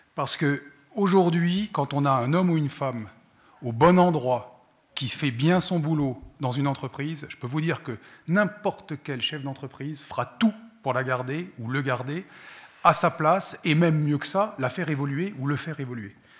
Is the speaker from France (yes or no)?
yes; France; moved away as an adult; now in Switzerland; je viens de France, j'ai été élevé en France, j'ai fait mes études en France